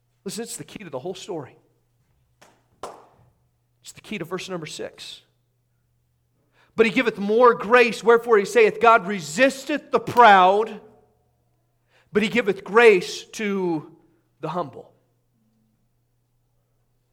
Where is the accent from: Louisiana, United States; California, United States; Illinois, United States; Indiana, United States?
Indiana, United States; I'm from Indiana.